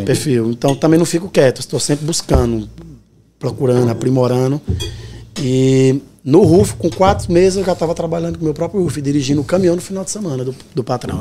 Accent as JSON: {"language": "Portuguese", "town": "Petrolina", "region": "Pernambuco", "country": "Brazil", "tie": "born or raised there", "also_born_or_lived": "Cabrobó, Pernambuco", "moved": "as an adult", "lives_now": "New York, United States", "said": "E fui criado em Petrolina, né? Cresci em Petrolina, Pernambuco, pertinho."}